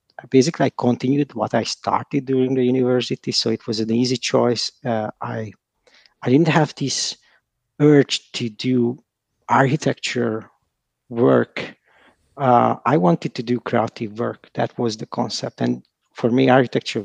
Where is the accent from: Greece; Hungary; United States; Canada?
Hungary; I'm from Hungary